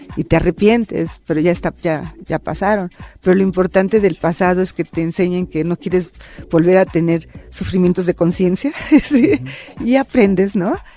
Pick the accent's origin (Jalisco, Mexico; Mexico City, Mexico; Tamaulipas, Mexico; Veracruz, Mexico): Veracruz, Mexico; nací en Veracruz. Ajá. nací en Veracruz.